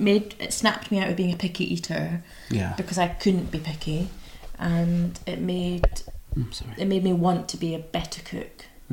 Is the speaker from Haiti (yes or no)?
no; Scotland, United Kingdom; because I'm Scottish